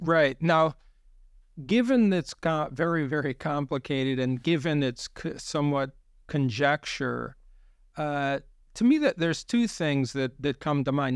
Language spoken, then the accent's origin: English; United States; as an American observer myself